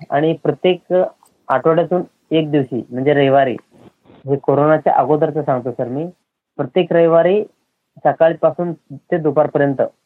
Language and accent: Marathi; Darganhalli, South Solapur taluka, Solapur district, Maharashtra, India; आमचं गाव हे मुक्कमकोष्ट दर्गनहाळी तालुका दक्षिण सोलापूर जिल्हा सोलापूर राज्य महाराष्ट्र आणि भारतातलं हे गाव आहे